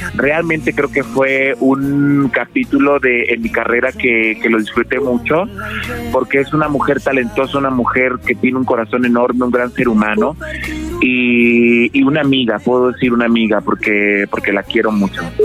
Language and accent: Spanish; Veracruz, Mexico; siempre he sido como muy fan de mi tierra y no solo por haber nacido ahí